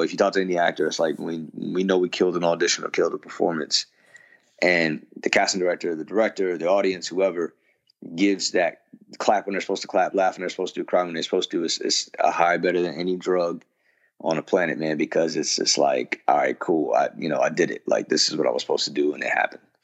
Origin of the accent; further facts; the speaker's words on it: Yonkers, New York, United States; also born or lived in Mount Vernon, New York; where i grew up in, in mount vernon and yonkers